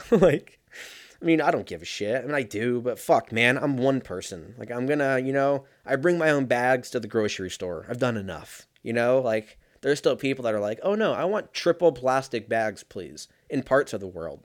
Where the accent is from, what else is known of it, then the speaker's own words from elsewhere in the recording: United States; I'm fucking an American